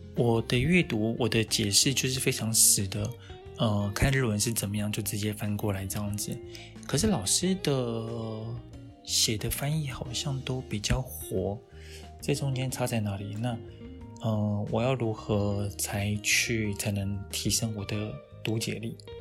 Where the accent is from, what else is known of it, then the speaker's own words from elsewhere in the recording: Taiwan; 以我们台湾人来讲